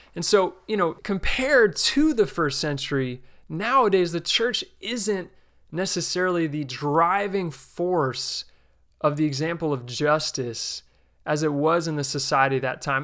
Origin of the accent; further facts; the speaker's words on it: New Jersey, United States; I grew up in the New Jersey region of the New York City Church of Christ